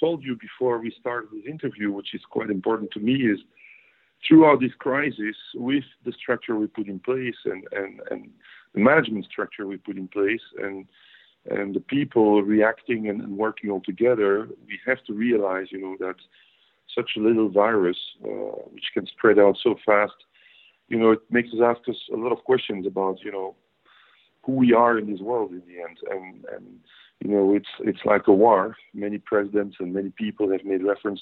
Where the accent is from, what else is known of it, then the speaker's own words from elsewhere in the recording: Belgium; I'm Belgian born, Belgian raised. I never lived anywhere else but in Belgium